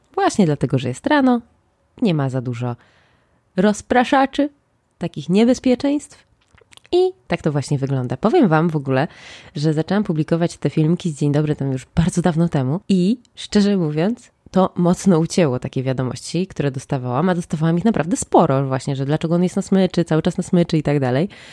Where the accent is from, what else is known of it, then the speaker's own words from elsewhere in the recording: Łódź, Łódź Voivodeship, Poland; ja jestem z Łodzi